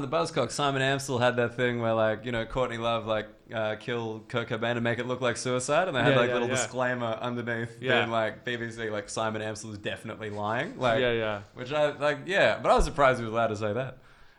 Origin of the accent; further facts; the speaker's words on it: Australia; moved away as an adult; now in United Kingdom; I'm Australian